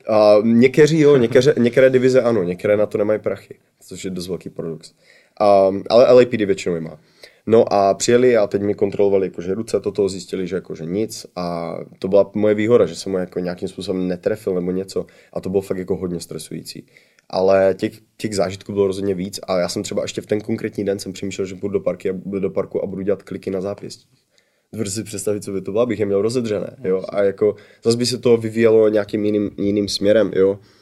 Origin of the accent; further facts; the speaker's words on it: Czechia; moved away as an adult; now in United States; já jsem uh, jako kdyby trvalý rezident USA, takže jsem stabilně, jako jsem Čech